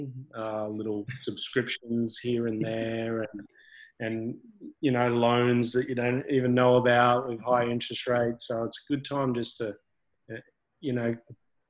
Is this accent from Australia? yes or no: yes; Brisbane, Queensland, Australia; also born or lived in Gold Coast; I grew up here, and grew up between Gold Coast and Brisbane.